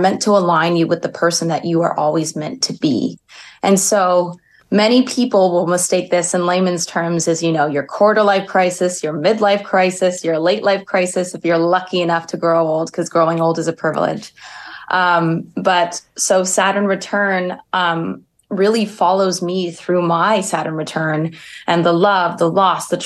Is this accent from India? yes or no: no; Montreal, Quebec, Canada; I grew up in Montreal, proud Montrealer.